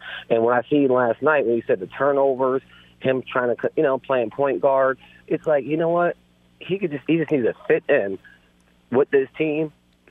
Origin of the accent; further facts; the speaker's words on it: California, United States; now in Syracuse, United States; I'm from Southern California, but I live in Syracuse, New York.